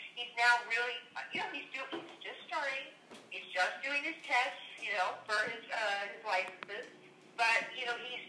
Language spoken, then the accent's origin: English; Los Angeles, California, United States; moved away; I was from Los Angeles